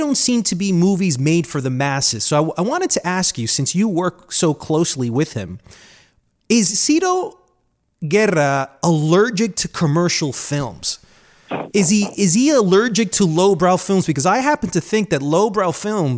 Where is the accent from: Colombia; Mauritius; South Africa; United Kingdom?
Colombia; moved away; I'm from Colombia